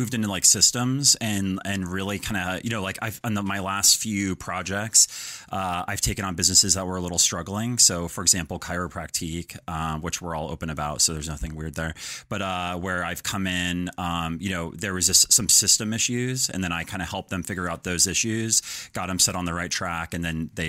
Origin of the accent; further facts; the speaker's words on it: Denver, Colorado, United States; Colorado, Denver.